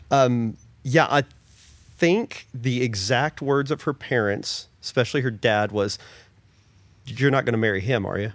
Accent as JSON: {"language": "English", "region": "Oklahoma", "country": "United States", "tie": "born or raised there", "said": "I grew up in Oklahoma, the Southern Baptist Church"}